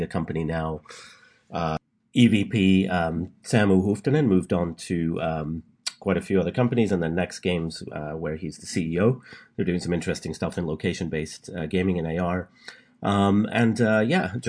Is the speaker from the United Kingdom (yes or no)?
yes; England, United Kingdom; moved away as an adult; now in California, United States; I was born and raised in England